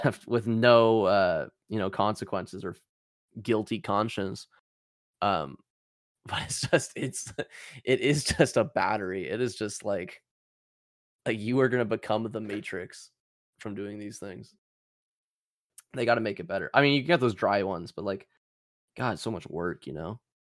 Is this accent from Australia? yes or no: no; Canada